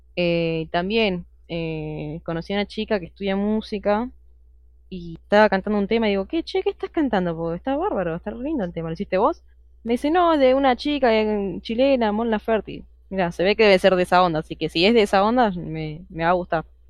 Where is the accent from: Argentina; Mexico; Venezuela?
Argentina; soy argentina